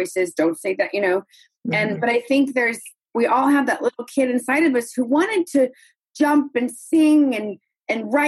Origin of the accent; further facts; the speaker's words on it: the South, United States; moved away; also born or lived in New York City; I came from the South. So I was sort of like Southern and sweet